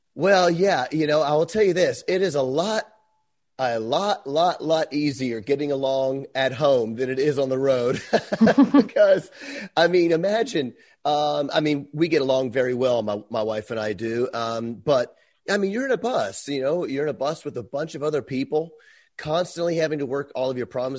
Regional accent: Memphis, Tennessee, United States; moved away as an adult; I'm from Memphis

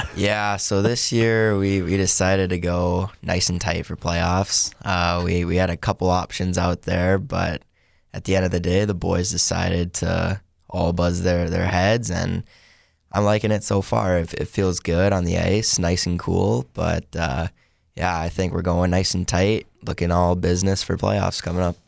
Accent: Palmer, Alaska, United States; I am from Palmer, Alaska, which is about forty-five minutes outside of Anchorage

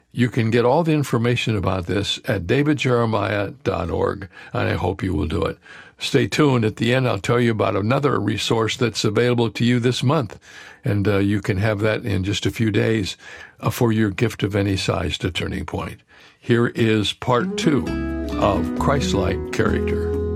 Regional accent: Cedarville, Ohio, United States; the college where I grew up in Cedarville, Ohio

